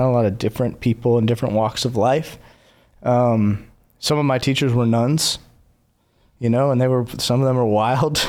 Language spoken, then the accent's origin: English; Clemmons, North Carolina, United States; moved away as an adult; also born or lived in Los Angeles, California; now in Nashville, United States; Was born and raised in North Carolina. Moved to L A for fifteen years